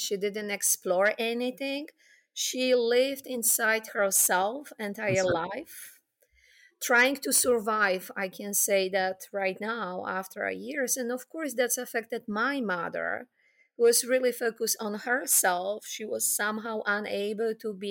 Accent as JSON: {"language": "English", "country": "Poland", "tie": "born or raised there", "said": "So I grew up in Poland, post-war Poland"}